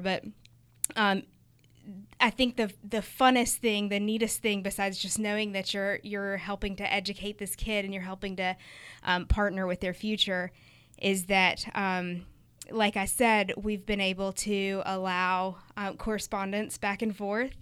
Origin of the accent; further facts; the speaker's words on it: United States; also born or lived in Uganda; we're American